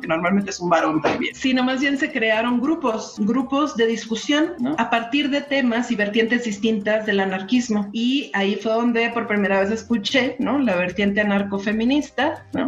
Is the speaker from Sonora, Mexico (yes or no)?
yes; Sonora, Mexico; now in Mexico City, Mexico; yo soy de Sonora